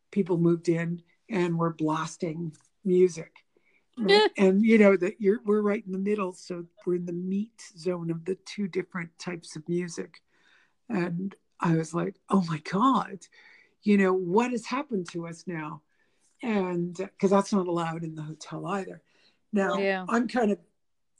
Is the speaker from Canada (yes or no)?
yes; Canada; first language English; we're from Canada